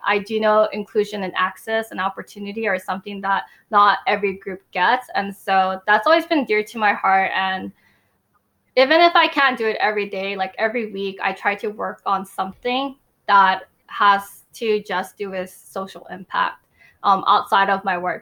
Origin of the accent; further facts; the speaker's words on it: United States; I am Asian American